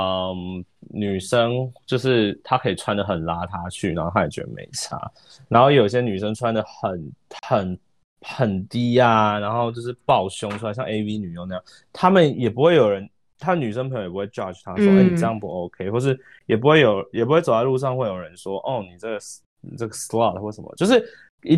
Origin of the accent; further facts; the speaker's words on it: Taiwan; 我觉得会不会是跟我台湾人比较害羞？